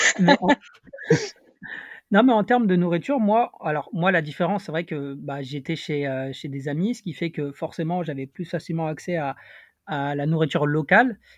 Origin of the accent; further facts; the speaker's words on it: Paris, Île-de-France, France; je viens de Paris